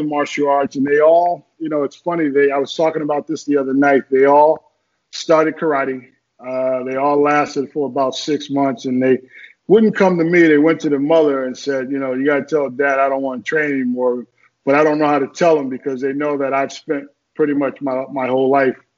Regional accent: Newark, New Jersey, United States; also born or lived in Birmingham, Alabama; I grew up in Newark, New Jersey. I was not born there. I was born in Birmingham, Alabama, but I left Birmingham when I was 7

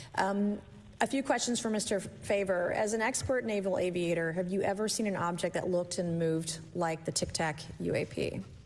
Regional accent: South Carolina, United States; my home state of South Carolina

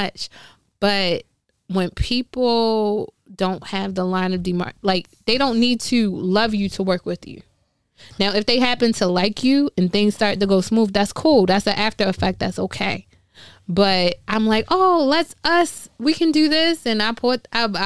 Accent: Baltimore, Maryland, United States; I'm from Baltimore

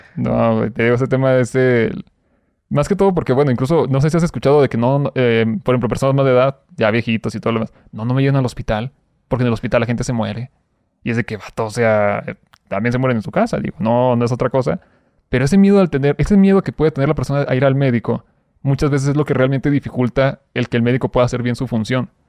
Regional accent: Durango, Mexico; moved away as an adult; now in Mexico City, Mexico; llevo literal casi cuatro meses aquí en Ciudad de México, te digo, soy de Durango

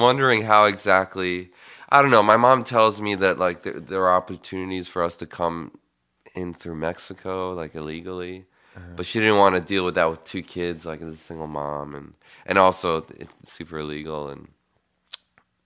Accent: Bucharest, Romania; now in United States; I grew up in Bucharest, Romania

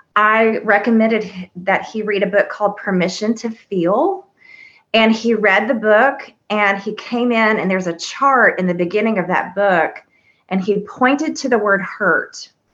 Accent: the South, United States; I was raised here in the South

